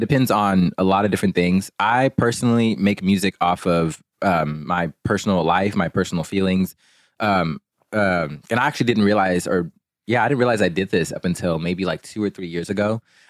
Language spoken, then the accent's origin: English; Port Arthur, Texas, United States; born there; I was born in Port Arthur, Texas, but I've lived all over.